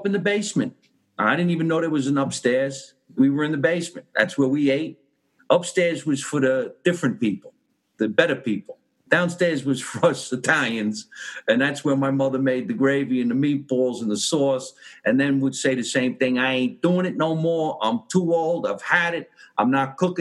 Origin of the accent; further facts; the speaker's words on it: Jersey City, New Jersey, United States; moved away as an adult; now in California, United States; I was born in Jersey City, New Jersey. We were in the Marion section back in the day.